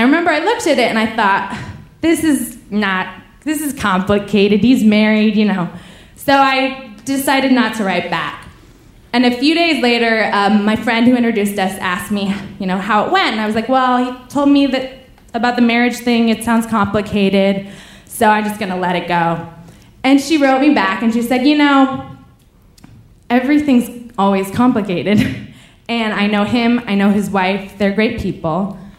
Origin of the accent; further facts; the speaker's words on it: Paris, Île-de-France, France; I'm like, oh, the thing is I'm from Paris so I cannot tell you where to go, but I would if I could, you know, man.